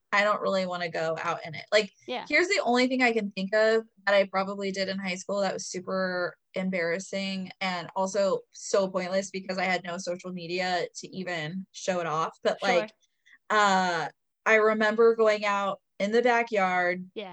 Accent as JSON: {"language": "English", "region": "Indiana", "country": "United States", "tie": "born or raised there", "moved": "yes"}